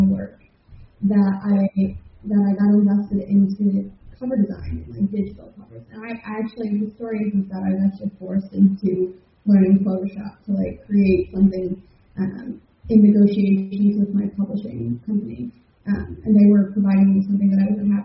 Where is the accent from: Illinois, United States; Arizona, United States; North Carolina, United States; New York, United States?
Illinois, United States; Chicago; now in Liverpool, United Kingdom; I'm from Chicago, Illinois, born and bred, and then I've lived all over the world. I'm currently broadcasting to you from Liverpool, United Kingdom